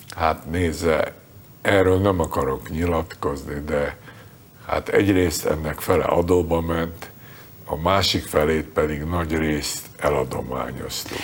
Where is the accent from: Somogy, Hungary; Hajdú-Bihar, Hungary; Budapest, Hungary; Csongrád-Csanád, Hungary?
Budapest, Hungary; born or raised there; moved away as an adult; now in United States